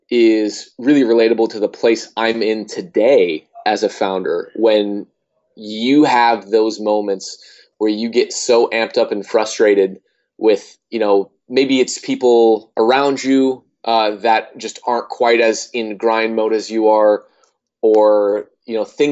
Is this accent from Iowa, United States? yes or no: yes; Iowa, United States; I mean, I grew up in Iowa, so there was very few people there